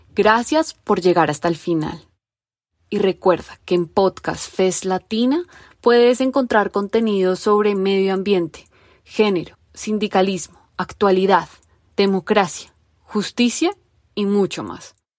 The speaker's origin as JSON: {"language": "Spanish", "country": "Colombia", "said": "como colombianos"}